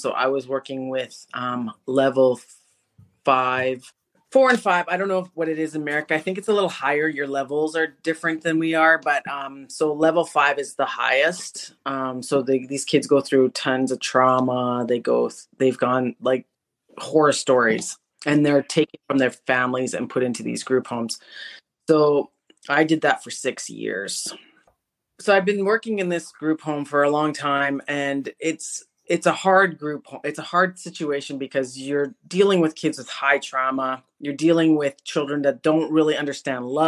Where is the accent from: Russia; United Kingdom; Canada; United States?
Canada; also born or lived in Winnipeg, Manitoba; I'm Canadian. I live in a city called Winnipeg, which is central Canada